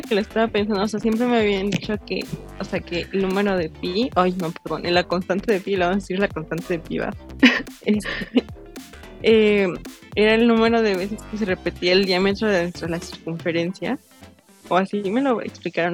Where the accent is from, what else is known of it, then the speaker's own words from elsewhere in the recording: Mexico; como mexicanos